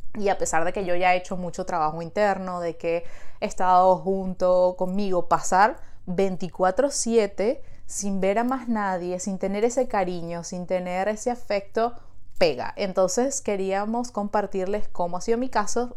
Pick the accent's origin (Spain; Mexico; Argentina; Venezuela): Venezuela; now in Montreal, Canada